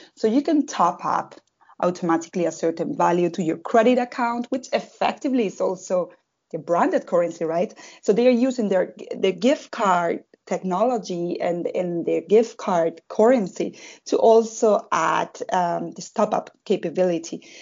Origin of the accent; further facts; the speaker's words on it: southern Spain, Spain; moved away as an adult; now in Berlin, Germany; I come from South Spain